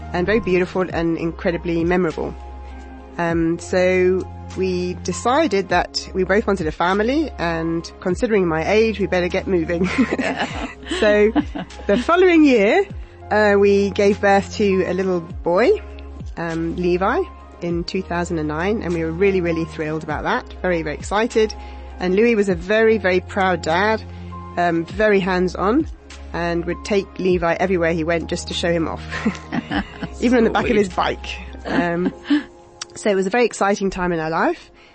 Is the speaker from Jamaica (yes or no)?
no; London, United Kingdom; moved away as an adult; now in South Africa; I came to this country in 2004 from London, as you might be able to tell from my accent.